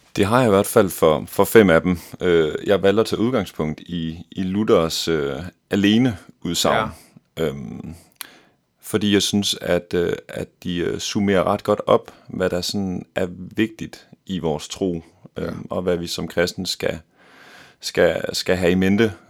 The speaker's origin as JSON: {"language": "Danish", "town": "Odense", "region": "Southern Denmark", "country": "Denmark", "moved": "as an adult", "lives_now": "Copenhagen, Denmark", "said": "Jeg kommer fra Odense oprindeligt og flyttede til København"}